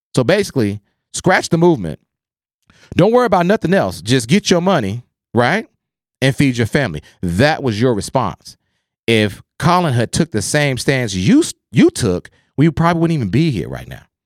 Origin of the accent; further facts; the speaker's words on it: Oklahoma, United States; I grew up in Oklahoma